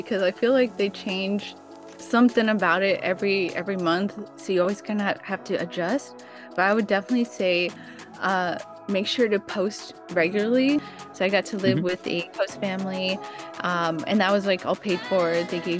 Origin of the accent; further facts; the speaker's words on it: Oxnard, California, United States; So I'm from Oxnard, California, which is just right outside of LA, and I've always wanted to travel.